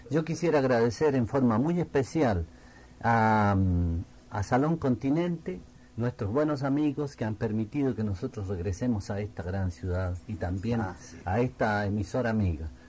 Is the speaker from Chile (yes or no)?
yes; Chile; Somos chilenos, pero nuestro sentimiento es latinoamericano.